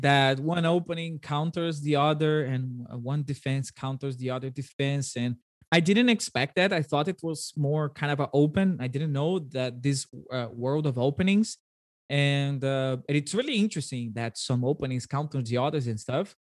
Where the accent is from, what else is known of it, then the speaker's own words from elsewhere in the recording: Brazil; first language Portuguese; English is a second language; I speak Portuguese and Brazilian